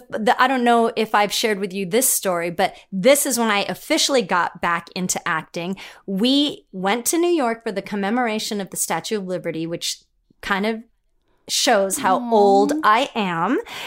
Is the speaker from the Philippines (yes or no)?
yes; Philippines; well, I'm Filipino and I call it a stereotype or not, but Filipinos love to sing.